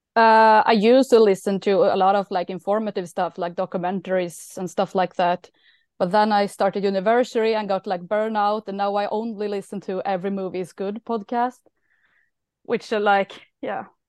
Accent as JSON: {"language": "English", "town": "Karlstad", "region": "Värmland", "country": "Sweden", "tie": "born or raised there", "said": "I don't live in Stockholm, I live in Karlstad."}